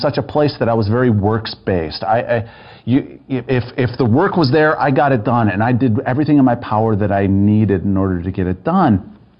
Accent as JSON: {"language": "English", "area": "just north of Madison", "region": "southern Wisconsin", "country": "United States", "tie": "born or raised there", "also_born_or_lived": "Colorado Springs", "moved": "as an adult", "said": "I grew up in Wisconsin, southern Wisconsin, just north of Madison."}